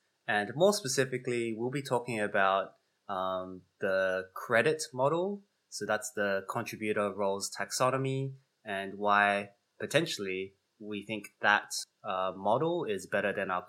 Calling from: Chicago, Illinois, United States; And I'm coming from Chicago, and those are the traditional lands of the Potawatomi nations

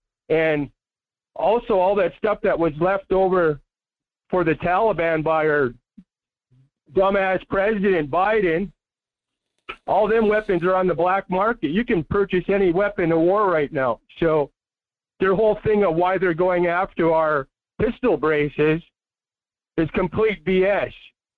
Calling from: Las Vegas, Nevada, United States; from Vegas calling.

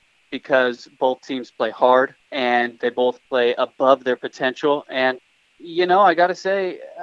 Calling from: Eagle, Idaho, United States; Eagle, Idaho, Tanner Mangum's hometown, proud to be a resident.

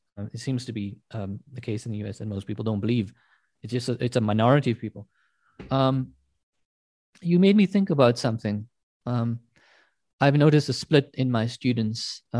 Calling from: South Africa; I'm speaking from South Africa. I teach at a South African university.

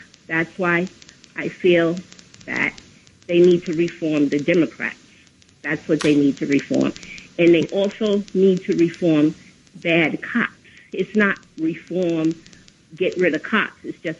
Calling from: Queens, New York, United States; Hi, I'm calling from Queens.

